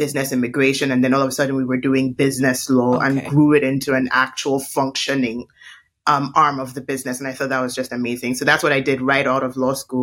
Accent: Nigeria; growing up as a Nigerian, everybody would tell you that we're the professional side hustlers

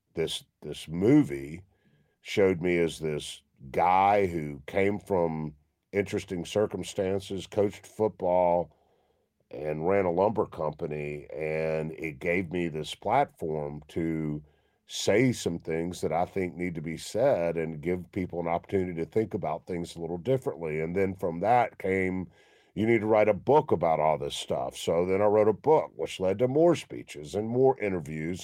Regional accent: Memphis, Tennessee, United States; I grew up in Memphis

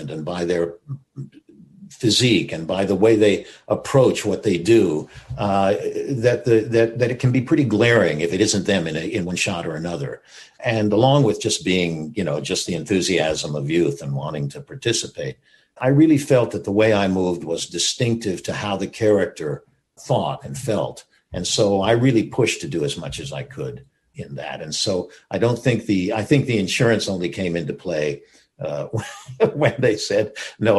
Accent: Gulf of Mexico, Texas, United States; moved away; also born or lived in Seattle; I was raised in Texas on the Gulf of Mexico

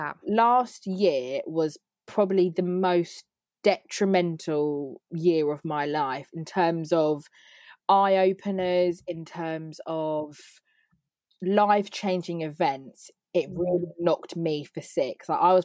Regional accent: Berkshire, South East England, United Kingdom; also born or lived in Wokingham / Staines; I am from Berkshire. I live with my dad in Wokingham

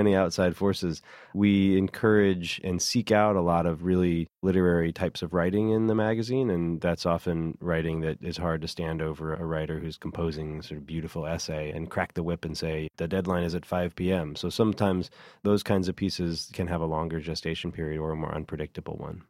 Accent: California, United States; moved away as an adult; now in New York City, United States; I remember when I first moved to New York City in nineteen ninety-nine, I grew up in California

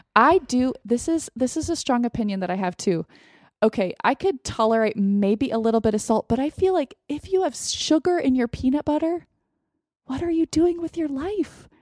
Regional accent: United States; as an American, as a white American

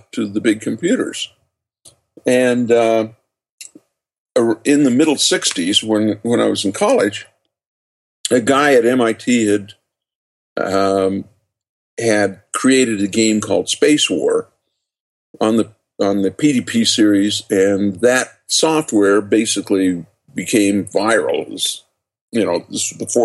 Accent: just outside of Salt Lake City, Utah, United States; born or raised there

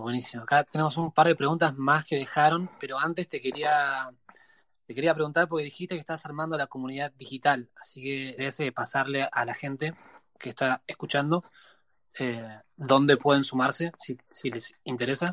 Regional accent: Argentina; moved away; cuando me fui de Argentina

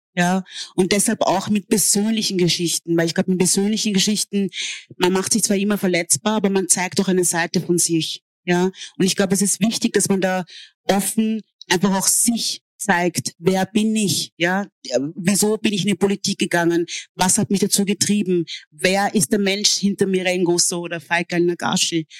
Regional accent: Austria; also born or lived in Hungary; als ich aufgewachsen bin in Österreich

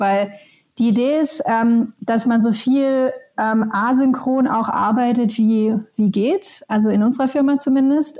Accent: Germany; moved away as an adult; also born or lived in Helsinki, Finland; ich bin selber Deutsche, habe aber die letzten 17 Jahre tatsächlich auch in Finnland verbracht

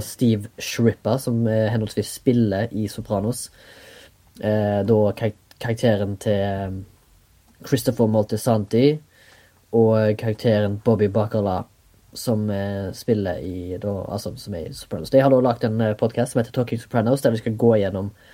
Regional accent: Haugesund, Rogaland, Norway; now in Oslo, Norway; Jeg kommer fra Haugesund. Bor i Oslo.

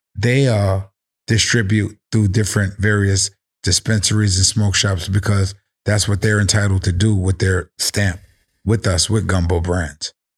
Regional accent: New York City, New York, United States; I'm from the Bronx. Forest Projects, New York City, the South Bronx, where rap originated

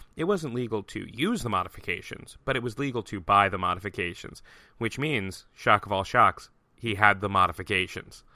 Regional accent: United States; I'm an American

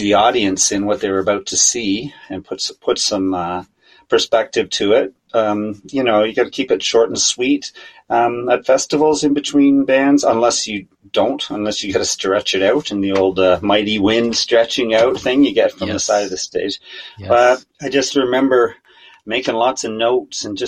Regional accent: Kingston, Ontario, Canada; now in Wakefield, Canada; I grew up in Kingston, Ontario

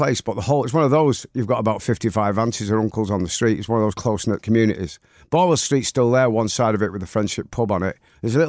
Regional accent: Manchester, North West England, United Kingdom; born or raised there

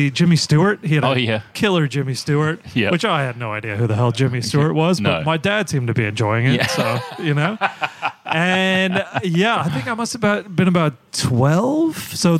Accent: Perth, Western Australia, Australia; moved away; back to our home ground

